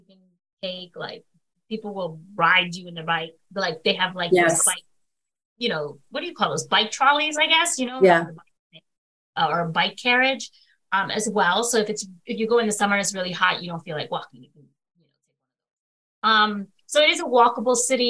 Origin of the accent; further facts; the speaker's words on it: Northeast, United States; As a northerner, like sitting down with, like, as a Yankee, you know, as they call us, right? Because we're from the Northeast